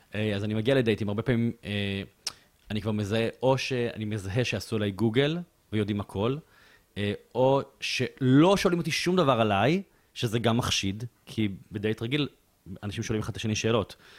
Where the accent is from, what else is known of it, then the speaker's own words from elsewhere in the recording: Bat Yam, Tel Aviv District, Israel; אני גדלתי בבית צנוע, בבת ים